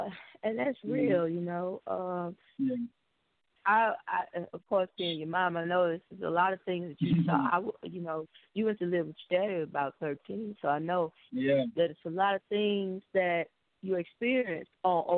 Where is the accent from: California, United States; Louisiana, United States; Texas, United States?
Texas, United States; Houston; also born or lived in Pasadena, Texas; we came to Houston. We moved from Pasadena, which was predominantly Hispanic, you know, and then moved to South Park, Houston. To all the way black